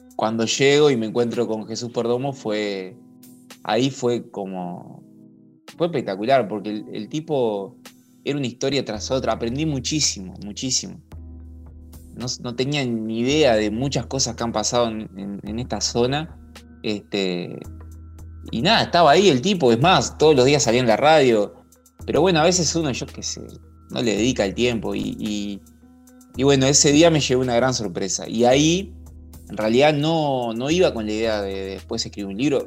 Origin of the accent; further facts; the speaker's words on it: Montevideo, Uruguay; also born or lived in La Paloma / Barra de Valizas, Rocha; now in Barra de Valizas, Uruguay; vivo en Balizas, pero mm, no nací en Balizas, este, nací en Montevideo